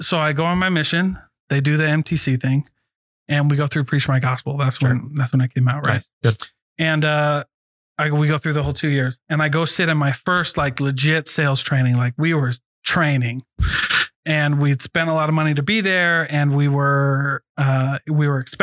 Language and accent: English; Iowa, United States; I'm from Iowa.